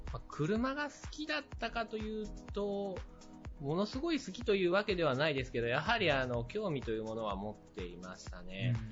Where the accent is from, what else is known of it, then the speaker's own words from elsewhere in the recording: Okayama, Japan; moved away as an adult; also born or lived in Aichi; 地元岡山